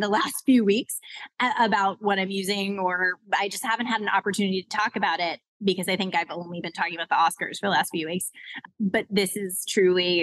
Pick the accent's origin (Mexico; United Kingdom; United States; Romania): United States; Los Angeles, California; also born or lived in New York City; grew up in LA proper, like Hollywood, the Valley, like right smack in between, in the middle of the city